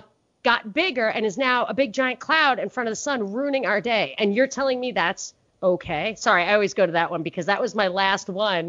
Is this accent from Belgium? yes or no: no; New York City, New York, United States; which as a New Yorker, I didn't even have a car. Like, we don't drink and drive in New York at all.